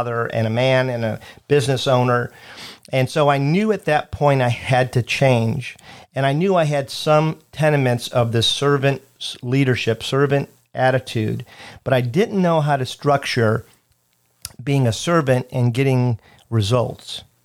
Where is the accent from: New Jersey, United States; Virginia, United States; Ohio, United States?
Ohio, United States; Cleveland; I'm from Cleveland